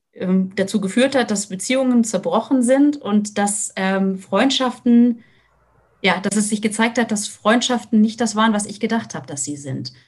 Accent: Hesse, Germany; now in Lüneburg Heath, Germany; ich komme komm aus Hessen, vor der, ähm, vor der HR3-Hitparade gesessen

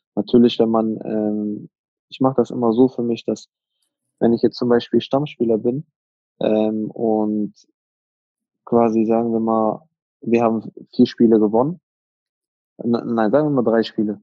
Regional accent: Iserlohn, North Rhine-Westphalia, Germany; also born or lived in Hagen-Hohenlimburg; ich bin in Hohenlimburg geboren, ja, Hagen Hohenlimburg geboren, aber gelebt habe ich immer in Iserlohn. Also da bin ich dann aufgewachsen.

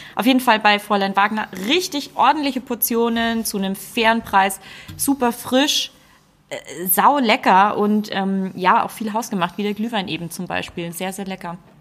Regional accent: Nuremberg, Bavaria, Germany; ich bin ein waschechter Franke, ne? Ja, ja. Komm aus Nürnberg

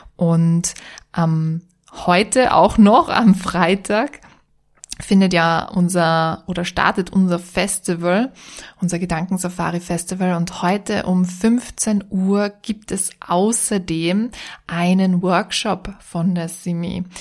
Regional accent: Vienna, Austria; moved away as an adult; now in Styria, Austria; Ich bin Wienerin, ich lebe jetzt in der Steiermark

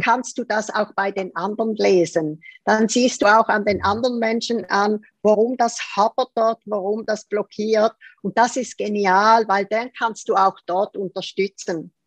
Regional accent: Zurich, Switzerland; born or raised there

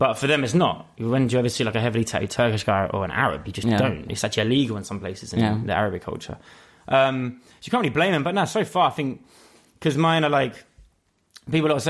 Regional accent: London, United Kingdom; I born and raised in East London, Hackney, and then I lived there, pretty much all my life.

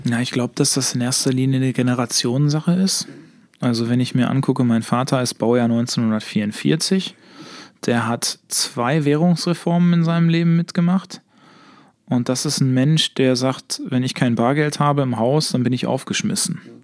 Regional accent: Herne, North Rhine-Westphalia, Germany; bei uns in Herne

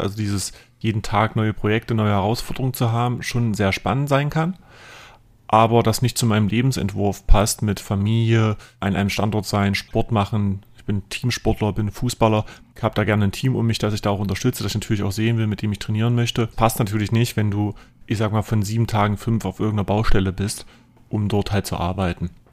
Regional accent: near Lutherstadt Eisleben, southern Saxony-Anhalt, Germany; moved away as an adult; now in Magdeburg, Germany; aufgewachsen bin ich im südlichen Sachsen-Anhalt, Lutherstadt Eisleben, da in der Umgebung in einem kleinen Dorf

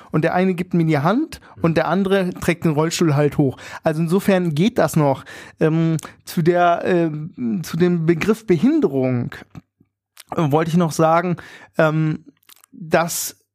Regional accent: Berlin, Germany; ja, wir sind Berliner, wir machen

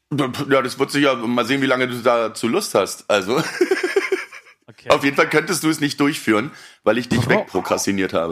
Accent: Berlin, Germany; Ich komme aus Berlin

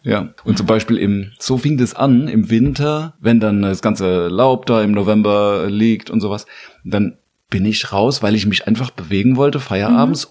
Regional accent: Landau, Rhineland-Palatinate, Germany; moved away as an adult; now in Mainz, Germany; Ich komme aus der Südpfalz

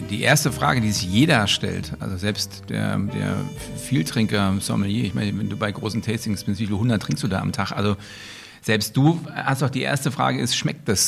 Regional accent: East Germany, Germany; nun komme ich aus der DDR, nun war das mit den Restaurants und der gastronomischen, äh, gastronomischen Unterhaltungsmöglichkeiten in der DDR so eine Sache.

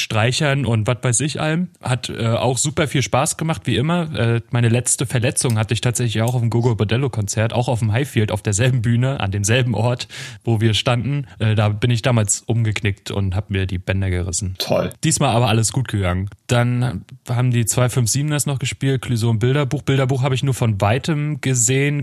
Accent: Northern Germany, Germany; bei uns in Norddeutschland

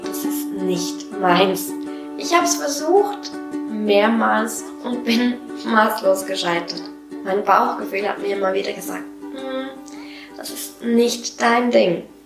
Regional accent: Switzerland; Wie du wahrscheinlich hörst, komme ich aus der Schweiz

